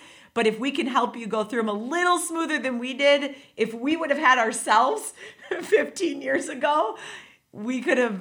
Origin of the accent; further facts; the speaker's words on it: Wisconsin, United States; moved away as an adult; now in Indiana, United States; I am actually from Wisconsin. So I moved here about...